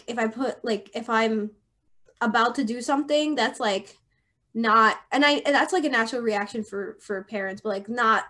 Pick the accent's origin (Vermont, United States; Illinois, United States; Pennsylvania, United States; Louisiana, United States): Pennsylvania, United States; I was born in Pennsylvania. And yeah, I grew up in this like area